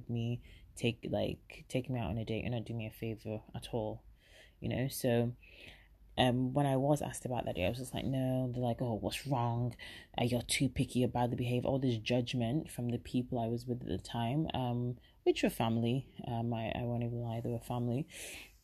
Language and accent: English; England, United Kingdom; but obviously I lived in England and born and bred